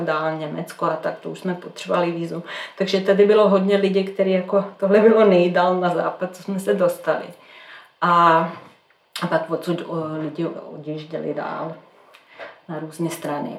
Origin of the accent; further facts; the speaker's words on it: Belgrade, Serbia; Czech is a second language; moved away as an adult; now in Czech Republic; já jsem ze Srbska, z Bělehradu